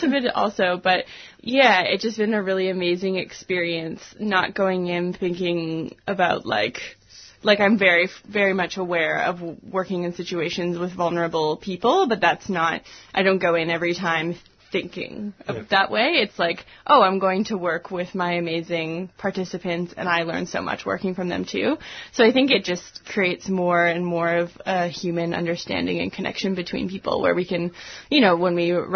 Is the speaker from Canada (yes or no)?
yes; Canada; moved away as an adult; also born or lived in Vancouver Island; now in Melbourne, Australia; I'm from Canada originally.